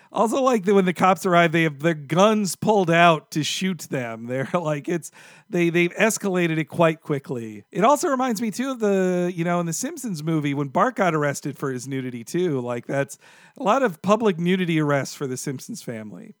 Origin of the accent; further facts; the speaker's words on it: Orange Park, Florida, United States; I grew up in Orange Park, Florida.